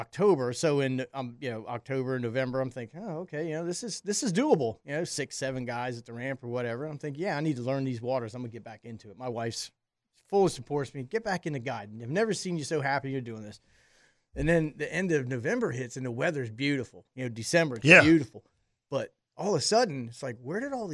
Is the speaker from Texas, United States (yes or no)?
no; Florida, United States; I'm from Florida